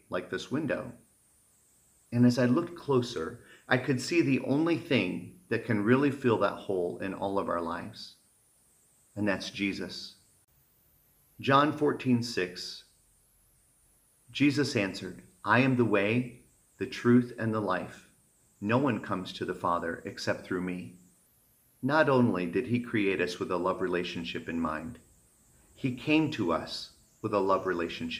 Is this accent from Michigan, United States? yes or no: yes; Michigan, United States; Growing up in Michigan